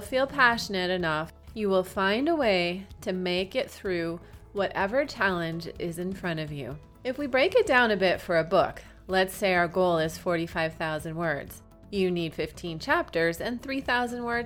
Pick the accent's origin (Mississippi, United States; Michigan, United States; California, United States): Michigan, United States; moved away as an adult; also born or lived in Hawaii; my home state of Michigan